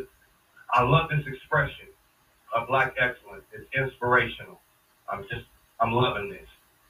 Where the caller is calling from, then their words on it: Parker, Colorado, United States; calling you out of Parker, Colorado.